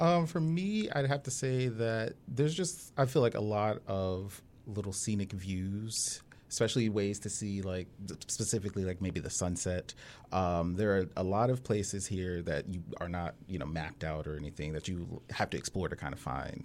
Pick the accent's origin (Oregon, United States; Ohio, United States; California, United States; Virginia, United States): Virginia, United States; Hampton; I was born in Hampton, born and raised